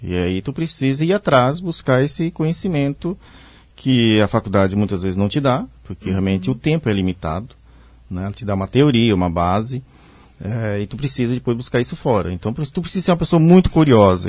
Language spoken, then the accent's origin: Portuguese; Pomerode, Santa Catarina, Brazil; also born or lived in Blumenau; sou natural de Pomerode, é a cidade, vamos, digamos, irmã aqui de Blumenau